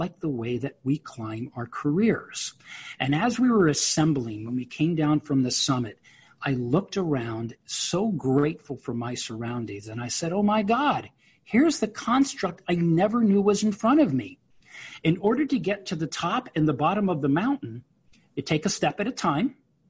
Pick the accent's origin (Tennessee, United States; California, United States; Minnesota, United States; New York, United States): New York, United States; I'm a New Yorker